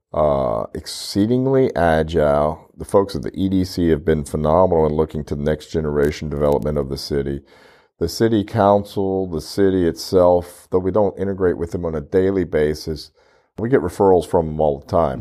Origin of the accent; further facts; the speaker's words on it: Louisiana, United States; now in Corpus Christi, United States; I'm from Louisiana, seven hours away, we have a couple of farms there, we enjoy going back